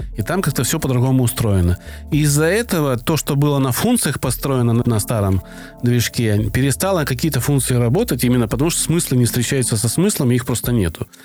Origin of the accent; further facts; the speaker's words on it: Krasnodar Krai, Russia; accent: Kuban soft g; у меня вот мягкое «г», да, кубанское. Я с Кубани